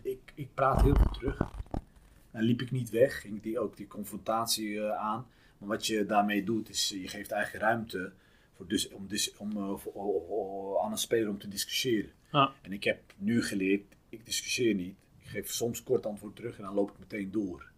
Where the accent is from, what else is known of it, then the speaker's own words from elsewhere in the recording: Utrecht, Netherlands; ik ben opgegroeid in Lombok